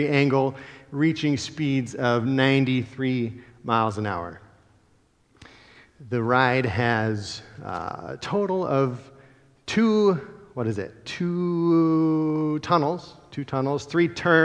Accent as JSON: {"language": "English", "region": "Central Ohio", "country": "United States", "tie": "born or raised there", "moved": "yes", "lives_now": "Minnesota, United States", "said": "I grew up in Central Ohio"}